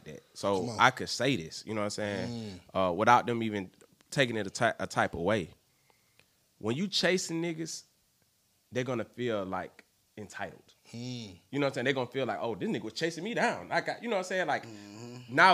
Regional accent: Atlanta, Georgia, United States; I'm from Atlanta, bro. I lived just like them niggas. I lived all over Atlanta.

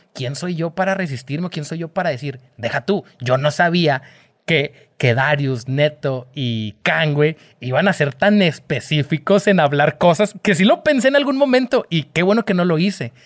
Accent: Mexico; pues soy mexicano, esa es mi bandera

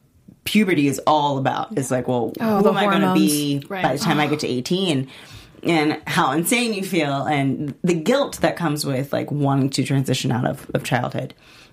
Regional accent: Texas, United States; I am from Texas.

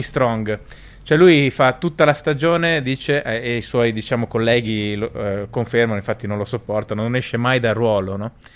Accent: Bolzano, Trentino-Alto Adige, Italy; now in Rome, Italy; sono nato a Bolzano

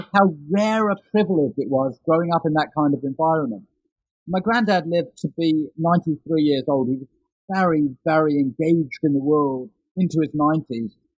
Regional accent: London, United Kingdom; I grew up in London in the 1970s and 1980s

